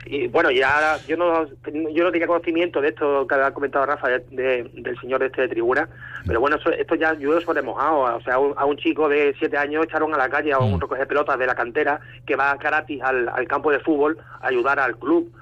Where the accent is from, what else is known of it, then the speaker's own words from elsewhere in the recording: Mérida, Extremadura, Spain; con mis futbolistas de mi tierra, de mi ciudad